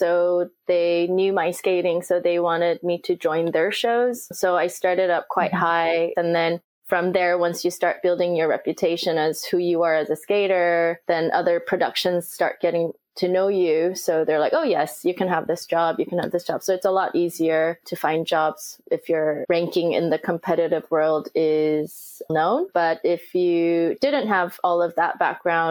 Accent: Los Angeles, California, United States; also born or lived in Seoul, South Korea; I moved to Los Angeles when I was seven

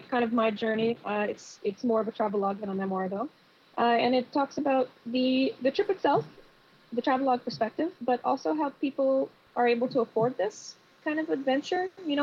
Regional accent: Seattle, Washington, United States; I'm from Seattle, Washington, and I'm currently fun employed.

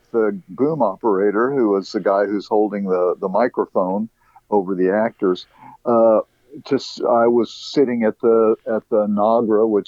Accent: Dallas, Texas, United States; I grew up in Dallas, Texas

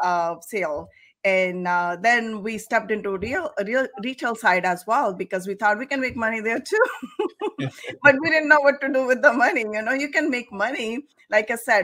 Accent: India; moved away; I am from India originally.

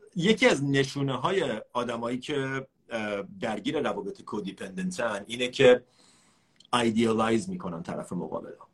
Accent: Iran; ما ایرانیام

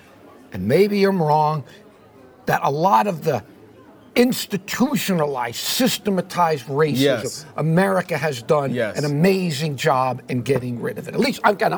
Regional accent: Miami Beach, Florida, United States; I grew up in Miami Beach. Miami Beach is like a string of islands. It runs north to south in little villages.

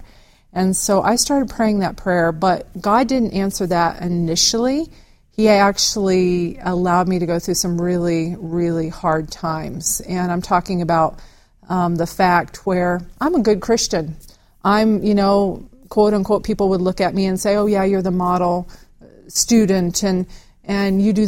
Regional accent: Ozarks of Arkansas, United States; I'm a country girl that grew up in the Ozarks of Arkansas.

